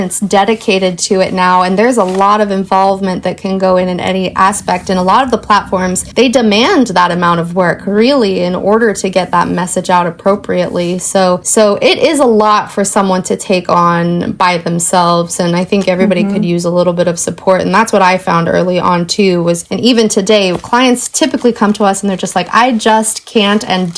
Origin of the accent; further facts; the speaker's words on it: Portland, Oregon, United States; I was born and raised in Portland.